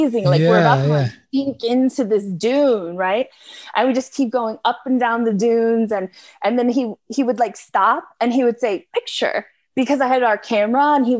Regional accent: United States; being an American

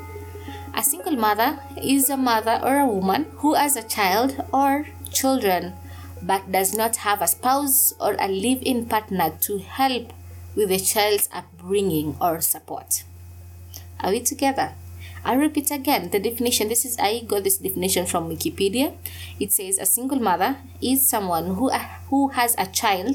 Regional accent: coastal Kenya, Kenya; I come from Kenya, and in the coastal regions of Kenya to be precise, I was raised in this ideology called Ujamaa

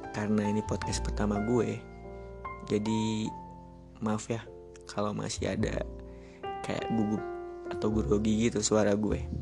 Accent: Jakarta, Indonesia; gue asli Jakarta. Gue pernah kerja di salah satu hotel di Jakarta.

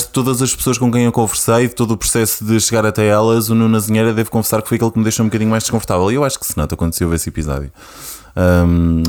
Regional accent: Porto District, Norte, Portugal; moved away as an adult; now in Lisbon, Portugal

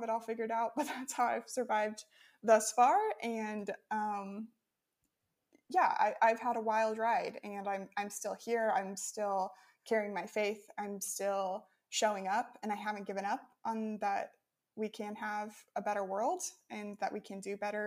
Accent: Midwest, United States; moved away as an adult; now in Ukraine; growing up in the Midwest of America

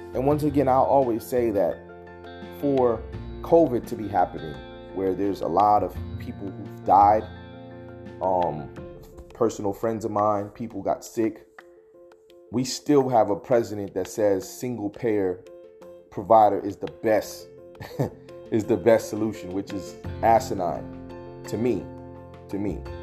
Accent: United States; First generation African American

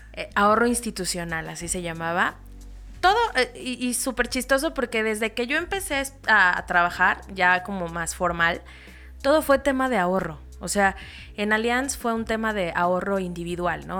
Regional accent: Toluca, State of Mexico, Mexico; also born or lived in Naucalpan / Querétaro; nací y crecí en el Estado de México

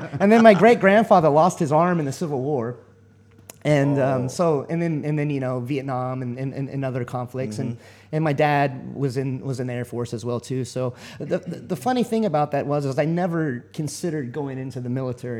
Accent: Texas, United States; moved away as an adult; now in Macau; So I was born and raised in Texas, and I ended up, I lived there all my life until 1999 when I joined the military.

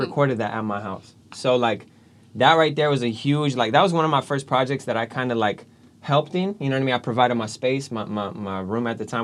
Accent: Galt, California, United States; moved away; I'm from Gault originally, right? Little small town

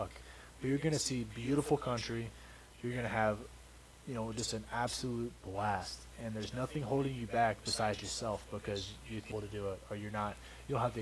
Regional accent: Kentucky, United States; moved away; I was growing up in Kentucky

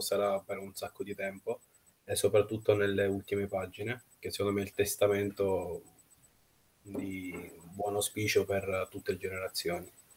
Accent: Nizhny Novgorod, Nizhny Novgorod Oblast, Russia; moved away; also born or lived in Siena, Italy / Rome, Italy; che è la città natale, Nizhny Novgorod, Mh-mh. appunto perché ci sono nato

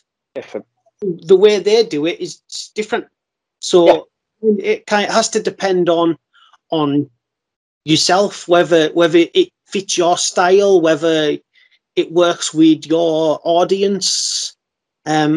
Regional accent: Carlisle, North West England, United Kingdom; got in the ring in Carlisle, my hometown

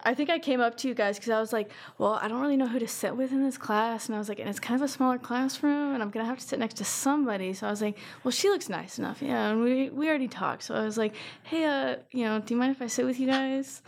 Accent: Circleville, Ohio, United States; I'm from Circleville started school in 2019

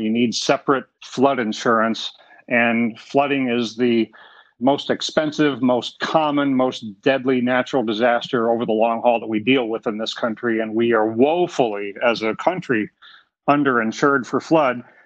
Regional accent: South Florida, United States; growing up in South Florida

